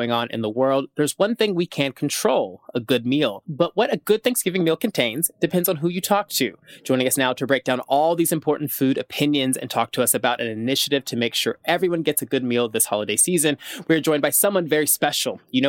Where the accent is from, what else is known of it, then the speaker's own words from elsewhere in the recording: Tennessee, United States; I'm also from the South Tennessee